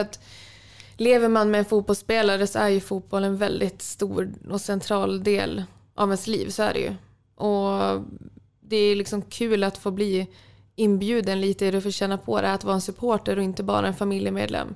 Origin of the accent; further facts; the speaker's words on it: Umeå, Västerbotten County, Sweden; moved away as an adult; now in Sundsvall, Sweden; jag från Umeå